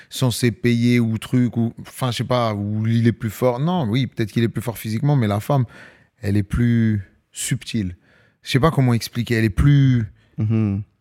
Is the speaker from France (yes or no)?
no; Algeria; C'est comme ça, c'est une culture. as vu, on est des Algériens.